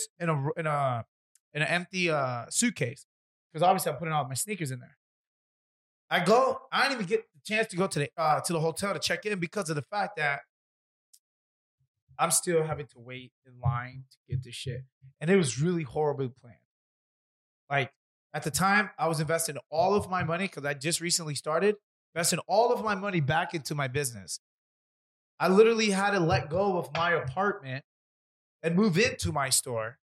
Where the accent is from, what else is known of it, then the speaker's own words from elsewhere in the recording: Florida, United States; I'm not born, but raised. I'm from Florida.